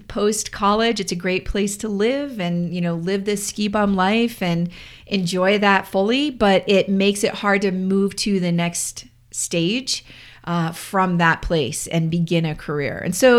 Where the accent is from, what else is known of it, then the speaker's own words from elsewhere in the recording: Santa Fe, New Mexico, United States; Well, it's just like growing up in Colorado. I mean, it's a unique place to be from.